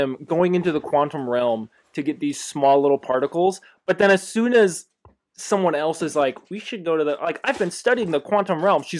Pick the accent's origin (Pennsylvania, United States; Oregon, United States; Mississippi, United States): Oregon, United States; I am from Oregon, born and raised.